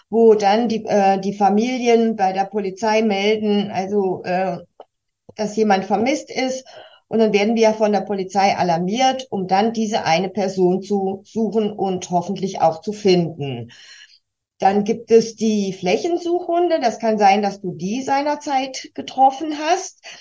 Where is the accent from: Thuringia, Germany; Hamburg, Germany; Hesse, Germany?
Hesse, Germany; Kassel; born there; Ich komme gebürtig aus Kassel, wohne heute in Felmer schon seit einigen Jahren